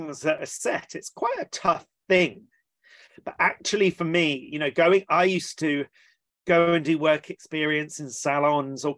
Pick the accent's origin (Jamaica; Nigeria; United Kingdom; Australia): United Kingdom; Watchet, South West England; also born or lived in East London; So I was born in East London and then quite quickly moved down to Somerset in the West Country, and that's where I was brought up.